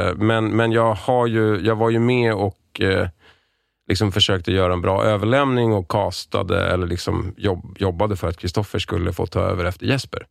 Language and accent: Swedish; Lidingö, Stockholm County, Sweden; Jag är uppvuxen på Lidingö